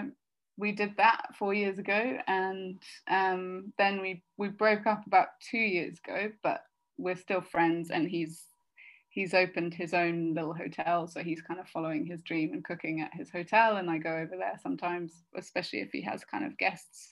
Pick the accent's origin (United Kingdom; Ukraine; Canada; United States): United Kingdom; Devonshire, South West England; accent: West Country; moved away as an adult; also born or lived in London; now in Sardinia, Italy; I grew up in Devonshire